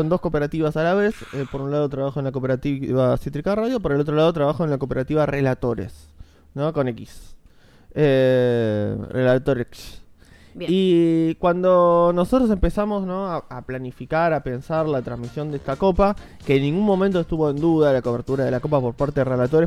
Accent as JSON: {"language": "Spanish", "country": "Argentina", "said": "como somos argentinos"}